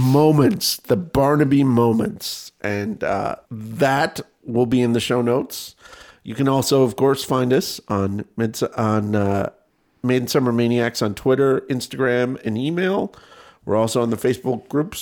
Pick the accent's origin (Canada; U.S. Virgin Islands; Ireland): Canada; I'm a Canadian